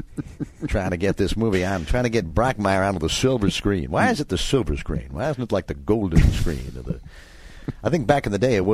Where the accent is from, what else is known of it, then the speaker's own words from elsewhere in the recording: New York City, New York, United States; I'm from Queens.